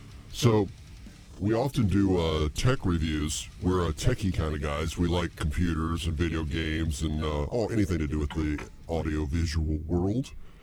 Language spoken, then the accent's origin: English; Akron, Ohio, United States; Yeah, and I'm from Akron, Ohio.